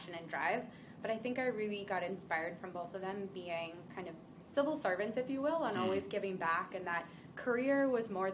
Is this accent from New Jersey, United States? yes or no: yes; Ocean City, New Jersey, United States; For anyone who knows Jersey, this is Ocean City area, so closer to Philadelphia